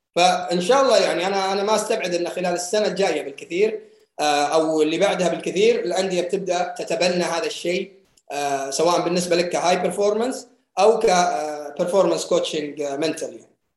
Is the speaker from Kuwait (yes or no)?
no; Saudi Arabia; عندنا في السعوديه